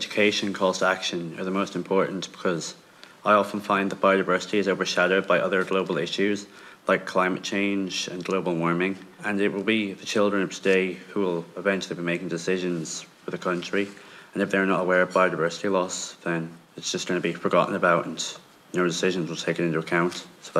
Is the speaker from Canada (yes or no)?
no; Galway, Connacht, Ireland; I'm 14 years old and I'm from Galway.